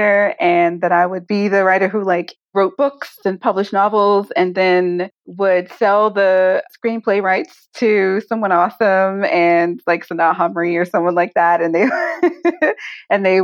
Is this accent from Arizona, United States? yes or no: no; Prince George's County, Maryland, United States; also born or lived in Washington, D.C. / New York / San Diego; born in Southeast, raised for the most part in Prince George's County, Maryland